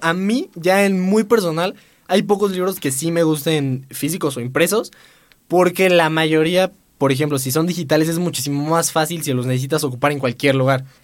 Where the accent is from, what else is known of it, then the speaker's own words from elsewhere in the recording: Puebla, Mexico; soy de aquí. Soy de aquí ah. toda la vida siendo poblano